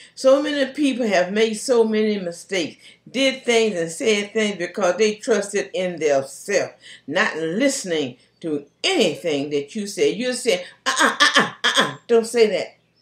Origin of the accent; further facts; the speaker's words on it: Charlotte, North Carolina, United States; moved away; also born or lived in Concord, North Carolina; Charlotte is my hometown